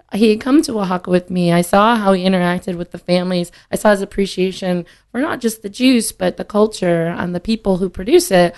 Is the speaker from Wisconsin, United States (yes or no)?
yes; Green Bay, Wisconsin, United States; moved away as an adult; also born or lived in Mexico, Missouri; I was born in Missouri, but then we moved back to Wisconsin when I was in uh, kindergarten